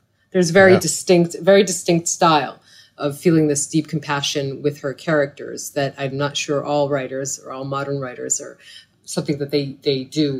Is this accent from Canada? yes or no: no; Israel; As an Israeli